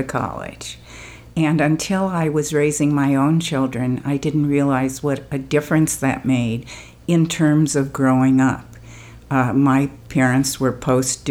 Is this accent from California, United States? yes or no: yes; California, United States; I live in California. I grew up in California, went to UCLA